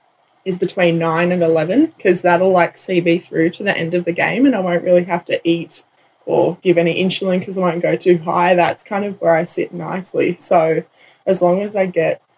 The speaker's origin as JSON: {"language": "English", "town": "Penrith", "region": "New South Wales", "country": "Australia", "said": "we're from Penrith"}